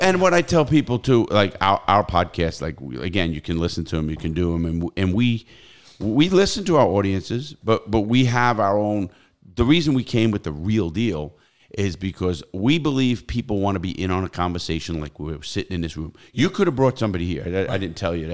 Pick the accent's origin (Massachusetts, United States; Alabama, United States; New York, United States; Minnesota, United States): New York, United States; New York City; now in Florida, United States; I come from New York City, the Bronx and Brooklyn